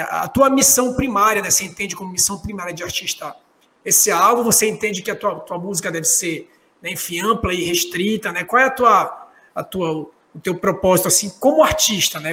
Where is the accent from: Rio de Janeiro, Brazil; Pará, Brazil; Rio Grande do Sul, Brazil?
Pará, Brazil; now in Manaus, Brazil; Eu sou paraense